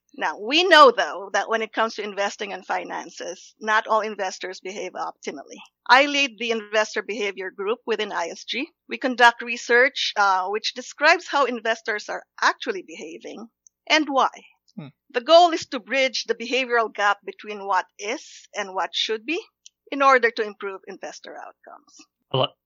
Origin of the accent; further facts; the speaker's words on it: Los Baños, Calabarzon, Philippines; moved away; I grew up in the Philippines. It's a college town called Los Baños